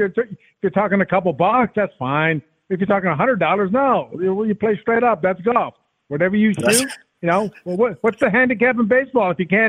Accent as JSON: {"language": "English", "town": "Detroit", "region": "Michigan", "country": "United States", "tie": "born or raised there", "said": "But quite honestly, growing up in Detroit, I was more known as a hockey player."}